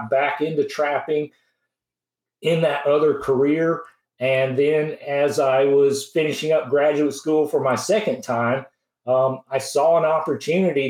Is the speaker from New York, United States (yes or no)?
no; Franklin, Tennessee, United States; I grew up near Franklin, Tennessee, which is south of Nashville